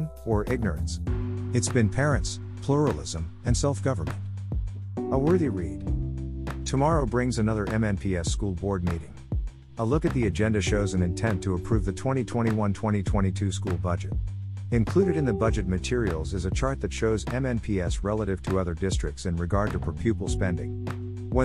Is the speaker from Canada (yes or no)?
no; United States; being American